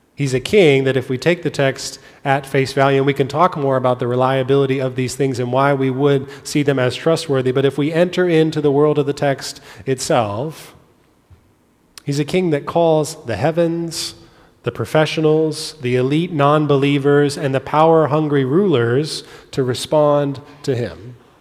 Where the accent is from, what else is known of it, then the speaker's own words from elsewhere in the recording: California, United States; I grew up in California.